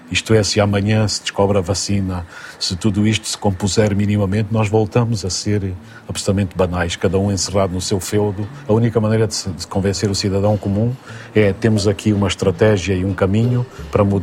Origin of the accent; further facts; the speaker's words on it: Central Plateau, Angola; now in Portugal; Vim de Angola, do Grande Planalto Central angolano, eh, da luz, da intensidade da, da terra.